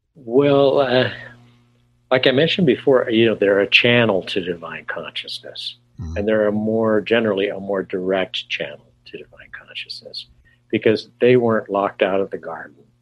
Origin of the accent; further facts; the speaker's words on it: California, United States; moved away; also born or lived in New York City / Arizona; I'm from California originally